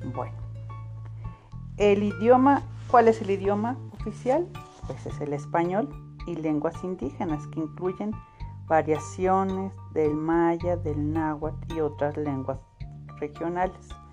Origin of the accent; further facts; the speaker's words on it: Mexico; somos mexicanos o mexicanas